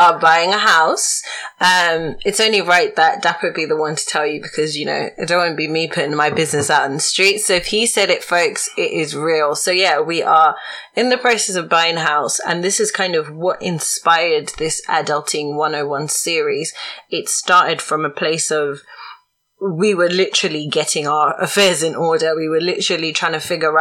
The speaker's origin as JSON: {"language": "English", "country": "Zimbabwe", "said": "I'm from Zimbabwe"}